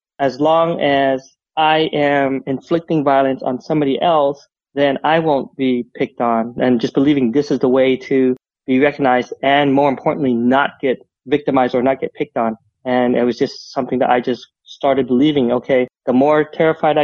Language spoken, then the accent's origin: English; Utah, Southern California, United States; we moved out from Utah. We moved out to Southern California where his side of the family lived